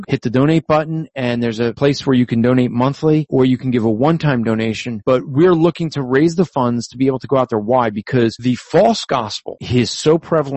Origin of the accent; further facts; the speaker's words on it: New Jersey, United States; I'm from Jersey